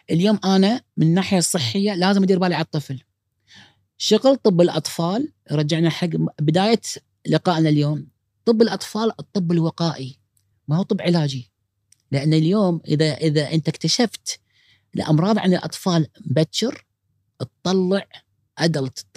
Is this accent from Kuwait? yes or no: yes; Kuwait; هذا متوسط العمر الادلت عندنا بالكويت